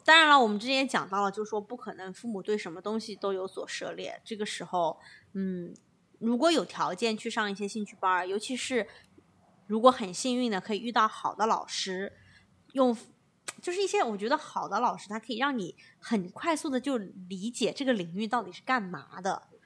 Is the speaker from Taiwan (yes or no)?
no; China; now in California, United States; 国内我们不是从小长大的时候都 被要求一定要读某些某些书长大